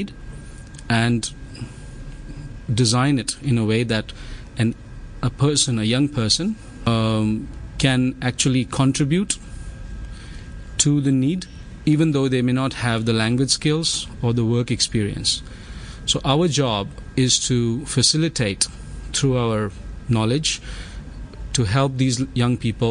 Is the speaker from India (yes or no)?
yes; India; my home country, India